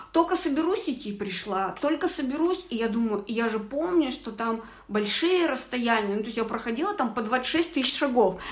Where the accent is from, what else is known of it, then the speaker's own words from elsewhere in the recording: Kazakhstan; moved away; я много лет не была у себя на родине